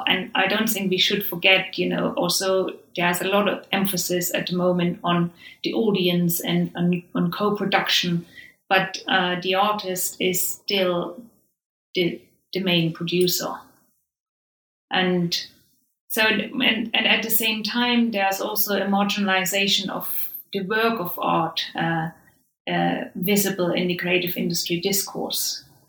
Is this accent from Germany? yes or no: yes; Saxony, Germany; English is a second language; a very personal reason why I chose Saxony, and that is I'm from Saxony myself. So, you know, and I have spent formative years in the region, and I experienced unification there.